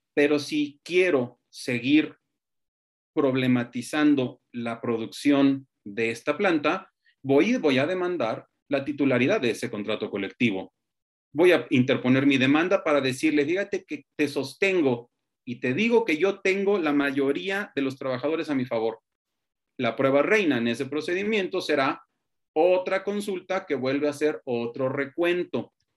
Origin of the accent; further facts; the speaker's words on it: Mexico; cuando en México nos vanagloriamos de milenios de historia